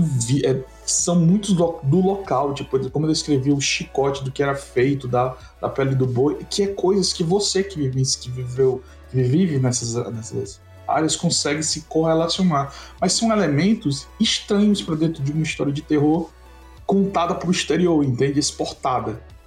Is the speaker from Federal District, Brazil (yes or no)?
no; Ceará, Brazil; nós somos do Ceará